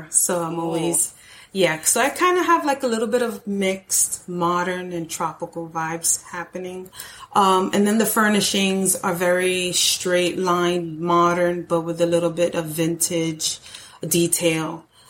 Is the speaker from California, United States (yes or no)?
no; New York, United States; now in Florida, United States; I'm from New York.